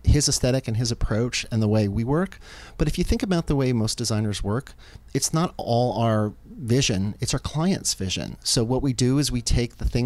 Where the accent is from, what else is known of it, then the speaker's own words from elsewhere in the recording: Baltimore, Maryland, United States; I'm from Baltimore, Maryland